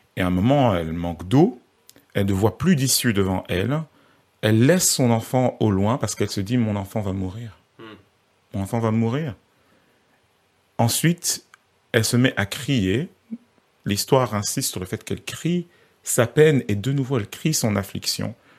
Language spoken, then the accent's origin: French; Belgium; je, je suis pas français, hein, je suis belge